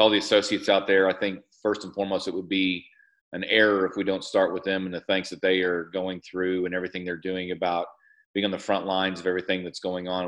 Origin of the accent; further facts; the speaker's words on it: Bentonville, Arkansas, United States; I'm actually from Bentonville originally. I was born here, grew up here, went to high school.